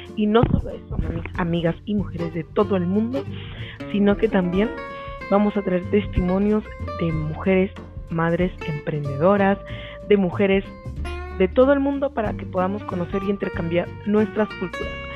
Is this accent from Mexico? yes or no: no; Peru; soy orgullosamente peruana